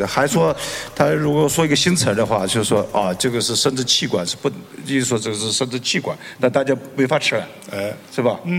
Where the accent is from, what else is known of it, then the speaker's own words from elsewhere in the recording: China; 因为我们中国人老得太快了